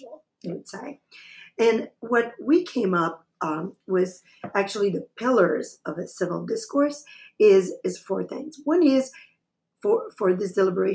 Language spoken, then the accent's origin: English; Quebec, Canada; I am from Canada, from Quebec, and I'm a French speaker.